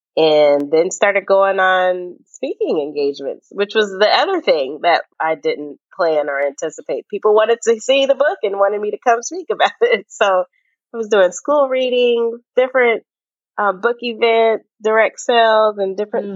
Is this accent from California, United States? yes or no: no; Bellevue, Washington, United States; moved away; growing up in Seattle, um, literally in Bellevue, uh, which is the even more white suburb of the city